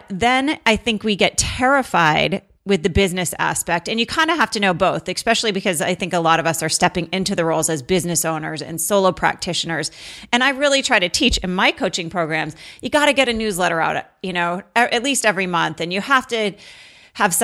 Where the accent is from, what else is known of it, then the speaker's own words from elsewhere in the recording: Vermont, United States; I grew up in Vermont